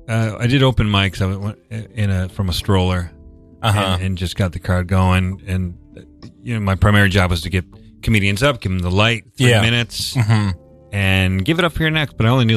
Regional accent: Buffalo, New York, United States; accent: Buffalo; Buffalo, New York.

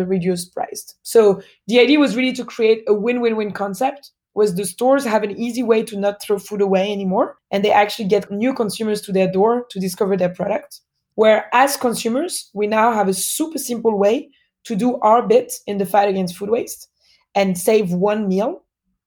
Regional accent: Paris, Île-de-France, France; accent: French; born and raised in France, in Paris

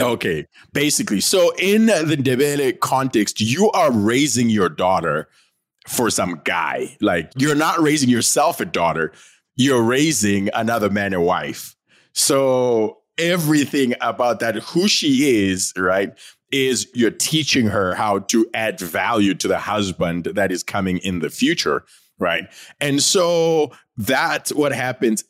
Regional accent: Bulawayo, Zimbabwe; I am, uh, from Bulawayo in Zimbabwe, right? I am from the Ndebele tribe

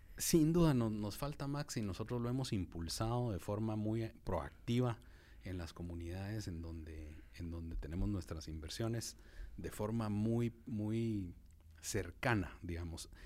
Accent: Guatemala; como guatemaltecos

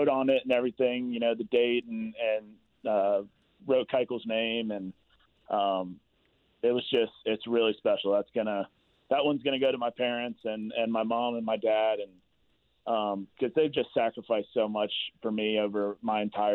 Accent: the South, United States; I'm from the South, so that's what we do down there.

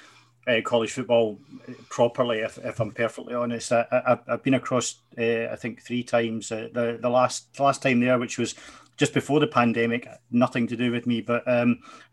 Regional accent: Glasgow, Scotland, United Kingdom; I come from Glasgow

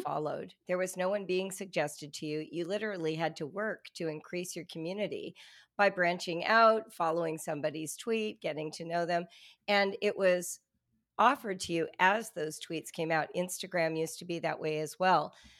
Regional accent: Southern California, United States; I'm a white woman, and I grew up in Southern California

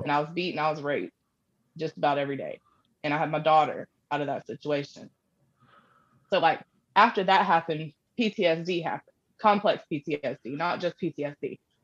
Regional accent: Panama City, Florida, United States; moved away as an adult; now in Kentucky, United States; I actually grew up in Panama City, Florida

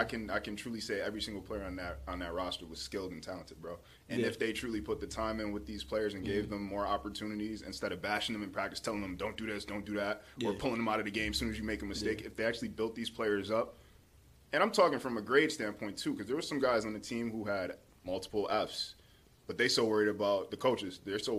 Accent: Utica, New York, United States; born or raised there

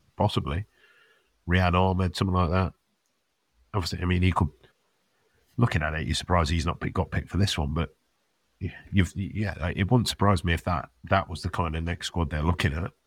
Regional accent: England, United Kingdom; it's not just us being English

